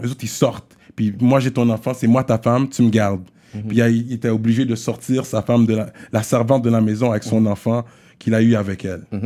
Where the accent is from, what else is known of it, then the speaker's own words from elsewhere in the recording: Quebec, Canada; il parle de mon accent parce que je suis québécois